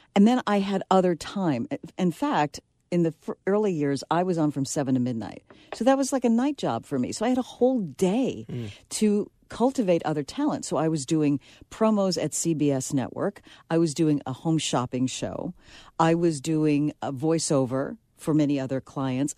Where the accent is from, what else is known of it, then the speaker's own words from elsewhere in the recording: New York City, New York, United States; I'm from the Bronx